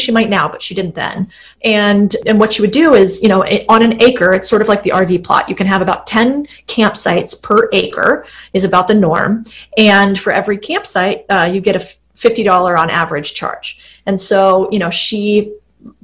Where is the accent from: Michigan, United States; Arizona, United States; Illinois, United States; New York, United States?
Arizona, United States; I'm from Arizona